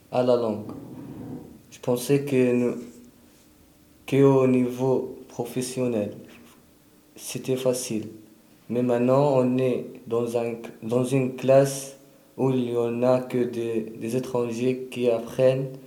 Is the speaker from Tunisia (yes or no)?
yes; Tunisia; French is a second language; now in France; Je viens de Tunisie.